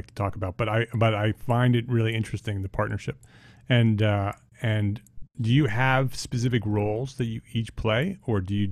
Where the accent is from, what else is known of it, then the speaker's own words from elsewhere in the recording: Paramus, New Jersey, United States; moved away; I grew up in Paramus.